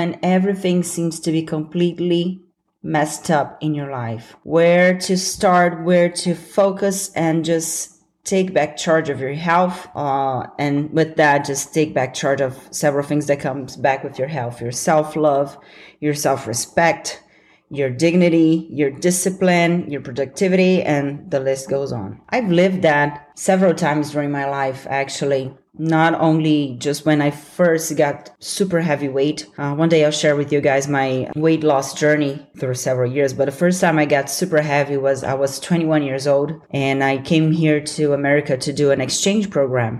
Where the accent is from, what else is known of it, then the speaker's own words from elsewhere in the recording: Brazil; accent: Brazilian; I'm working on removing my Brazilian accent